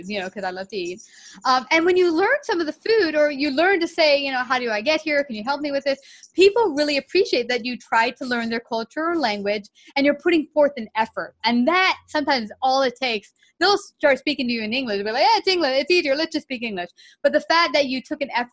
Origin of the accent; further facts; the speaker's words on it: United States; being an American in their country